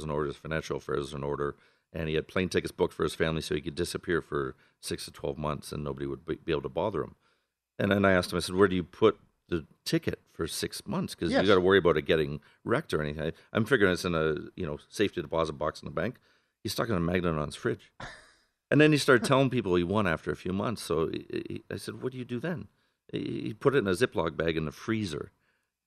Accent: Canada; moved away as an adult; now in Las Vegas, United States; I'm from Canada originally

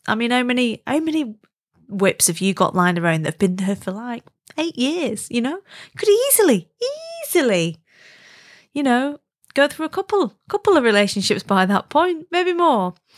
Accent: Wigan, North West England, United Kingdom; moved away; I'm from Wigan originally, and I don't live there now, but I'm absolutely, definitely one hundred percent Wiganese, like, grew up in W N one Wiganese

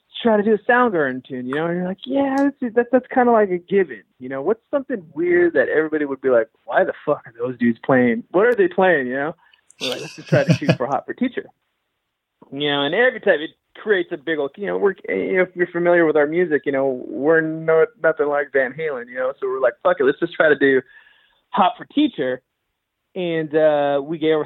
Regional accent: Los Angeles, California, United States; I grew up in Los Angeles, East

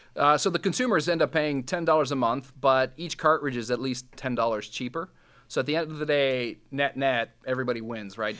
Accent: Bosnia & Herzegovina; first language Serbo-Croatian; English is a second language; now in Canada; I'm from from Bosnia, which is part of old old Yugoslavia

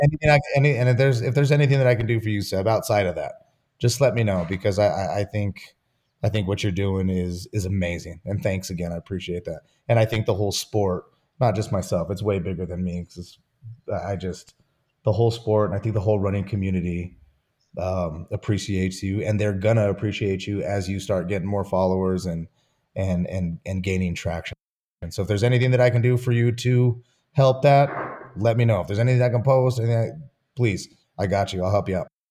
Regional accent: Santa Fe, New Mexico, United States; also born or lived in Albuquerque; I grew up in Santa Fe

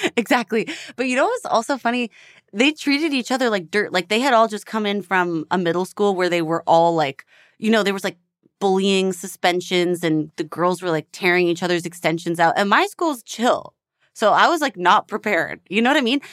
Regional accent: Edmonton, Alberta, Canada; moved away as an adult; also born or lived in Toronto; now in Los Angeles, United States; I'm from Edmonton, Alberta

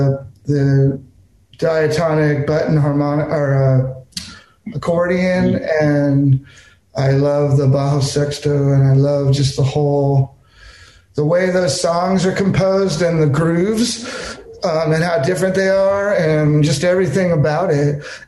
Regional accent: California, United States; now in Texas, United States; I'm from California, so, you know, I grew up in a different vibe because my thing was like everybody from Southern California seems to think it's the center of the universe

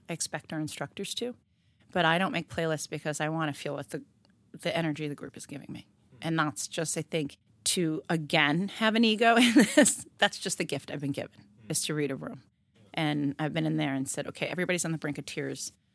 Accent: New York City, New York, United States; moved away as an adult; also born or lived in Woodstock, Vermont; now in Providence, United States; We moved to New York City. I grew up in Harlem

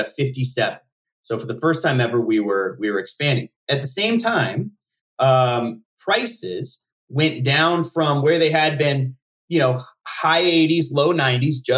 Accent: Nevada, United States; where I grew up in Nevada

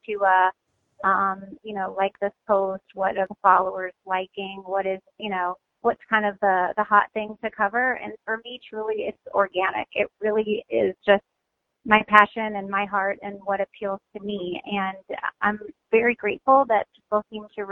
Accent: Midwest, United States; moved away as an adult; also born or lived in Hawaii; I'm originally from the Midwest

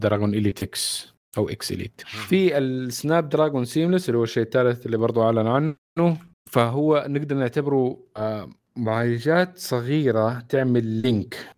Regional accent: Saudi Arabia

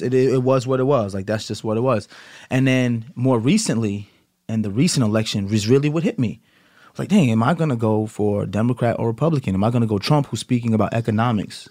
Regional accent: United States; me being American

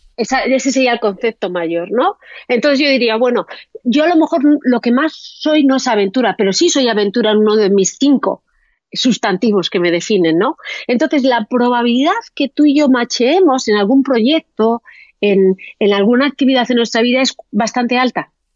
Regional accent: Spain; moved away as an adult; also born or lived in Amsterdam / Australia; los españoles tenemos la discapacidad casi todos de ¿eh? hablar a lo Penélope Cruz, ¿no? o sea, tenemos un acentazo

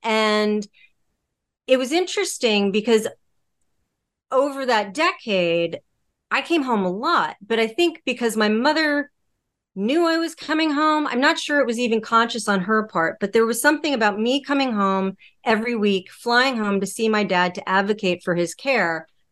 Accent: Connecticut, United States; moved away as an adult; also born or lived in Los Angeles; I grew up in Connecticut. Um, I moved to Los Angeles for work, work and television.

